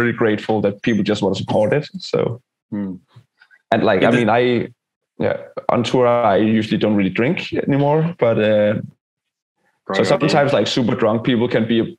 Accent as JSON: {"language": "English", "country": "Denmark", "said": "we're from Denmark, we're a socialist country"}